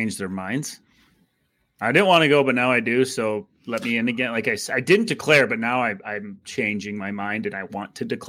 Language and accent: English; Green Bay, Wisconsin, United States; I'm from Green Bay, Wisconsin, guys.